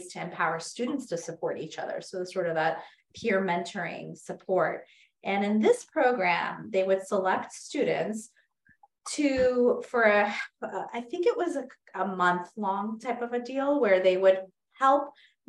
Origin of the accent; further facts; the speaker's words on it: United States; even though I was born in this country, I was born in the United States